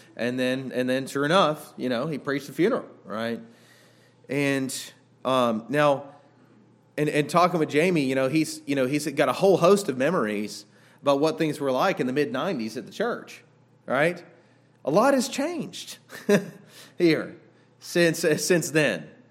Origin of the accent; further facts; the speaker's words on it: Southern California, United States; I grew up in Southern California